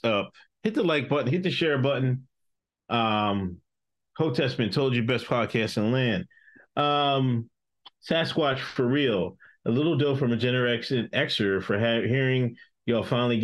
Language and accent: English; Exton, Pennsylvania, United States; moved away; also born or lived in West Chester, Pennsylvania; I grew up in Exton, Pennsylvania